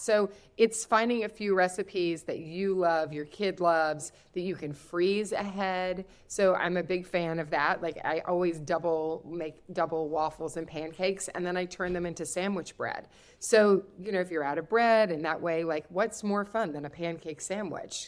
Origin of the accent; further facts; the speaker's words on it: Kentucky, United States; also born or lived in the Midwest; I'm from Kentucky.